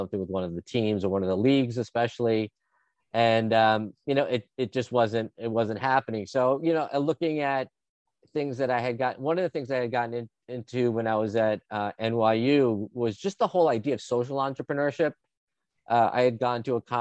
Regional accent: Long Island, New York, United States; also born or lived in Los Angeles; I'm originally from New York. I was born in the city, grew up on Long Island.

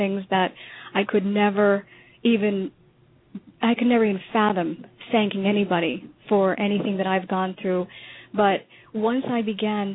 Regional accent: New York, United States; moved away as an adult; now in Florida, United States; the journey that he and I both had separately growing up in New York

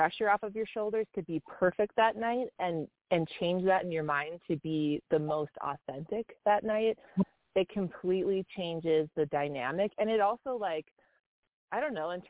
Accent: Minneapolis, Minnesota, United States; now in Colorado, United States; I'm from Minneapolis, and I lived just a couple blocks from where that happened

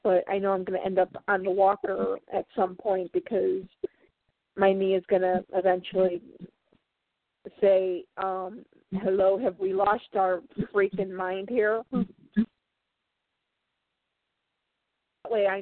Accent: Chicago, Illinois, United States; I'm from Chicago.

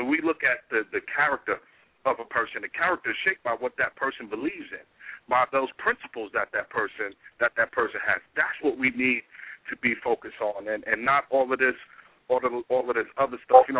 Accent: New York, United States; I grew up on welfare. She didn't. I grew up in New York.

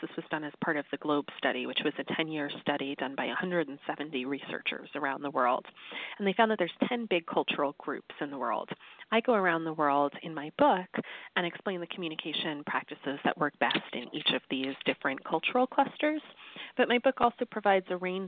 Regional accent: United States; I grew up in the United States, which is the most individualistic culture on earth

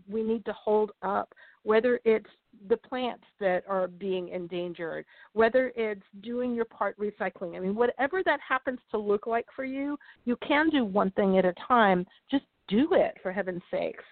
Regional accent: Florida, United States; the place I grew up here in Florida

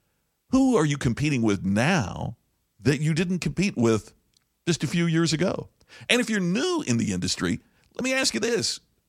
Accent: Crothersville, Indiana, United States; Well, picture if you're running a diner in a small town like where I grew up in Crothersville, Indiana, and all of a sudden competition lands that you never anticipated.

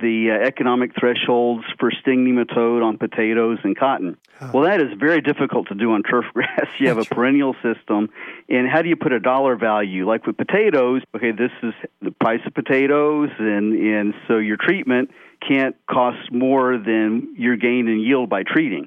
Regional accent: Florida, United States; I'm sixth generation from Florida

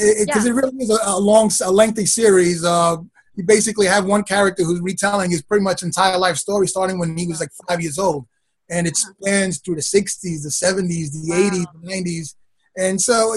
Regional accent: New York City, New York, United States; also born or lived in Brooklyn; I've been a Queens boy pretty much all my life. I was born in Brooklyn, and then Moved to Queens. I've been here ever since

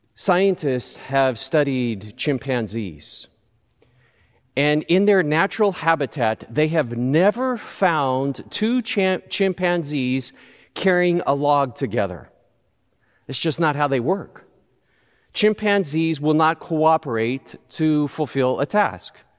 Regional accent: Southern California, United States; I grew up in Southern California

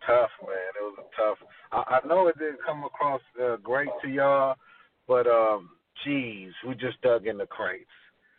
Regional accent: the West, West Coast, United States; we're from the West and, you know, grew up off

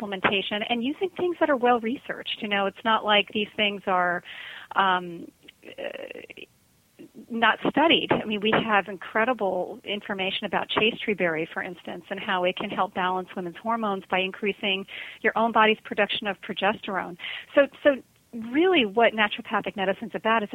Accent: Connecticut, United States; moved away as an adult; also born or lived in New York City; now in Hawaii, United States; I'm actually from Connecticut

